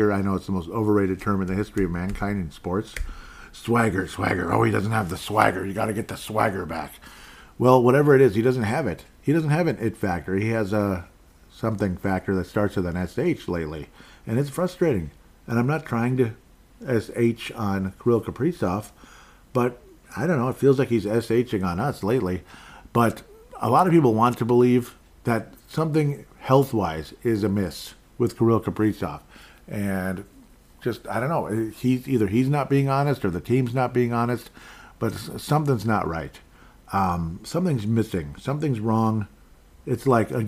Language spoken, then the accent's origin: English; Minnesota, United States; I'm from Minnesota